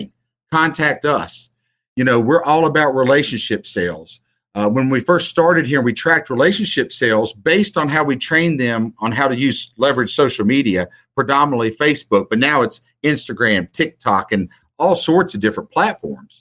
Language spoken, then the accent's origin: English; Southern West Virginia, United States; moved away; I'm originally from Southern West Virginia